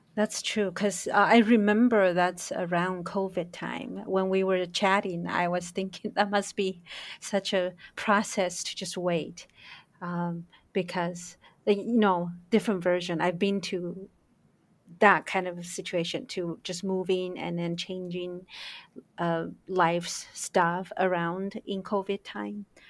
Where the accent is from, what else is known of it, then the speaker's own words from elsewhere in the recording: Taiwan; growing up in Taiwan